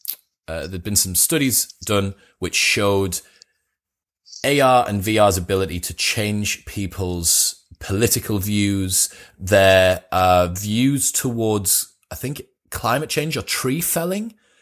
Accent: Newcastle, North East England, United Kingdom; and I'm from Newcastle

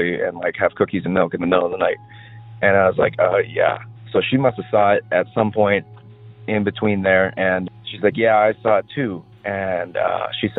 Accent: Wisconsin, United States; I grew up in Wisconsin

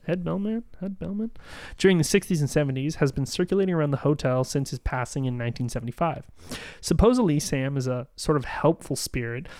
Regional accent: Canada; we're Canadian

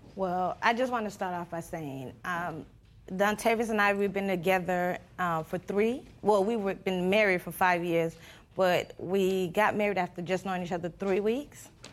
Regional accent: Panama; first language Spanish; English is a second language; moved away; I'm not from here. My, I'm originally from Panama.

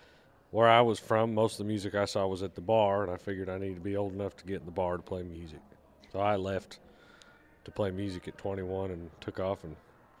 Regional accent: Cody, Wyoming, United States; moved away; Originally from Wyoming.

